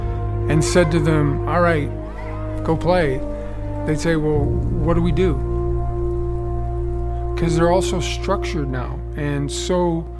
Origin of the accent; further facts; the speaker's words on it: Brantford, Ontario, Canada; In a minor hockey team in my hometown, Brantford, Ontario.